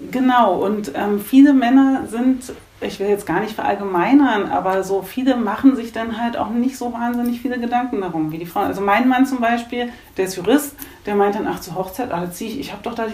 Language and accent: German; Germany; Also … kommt, weil ich komme von der Elbe. Also ich mhm. bin in so einem ganz kleinen Kaff aufgewachsen in der Nähe der Elbe.